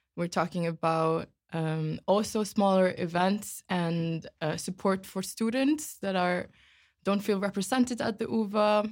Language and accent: English; Iceland; moved away as an adult; now in Amsterdam, Netherlands; I am from Iceland originally and have been living in Amsterdam now for two years